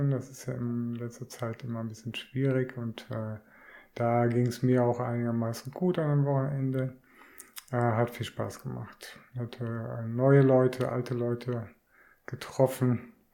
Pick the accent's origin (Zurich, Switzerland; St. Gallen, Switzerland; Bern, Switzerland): Zurich, Switzerland; Küsnacht; wieder zurück in meine alte Heimat nach Küsnacht.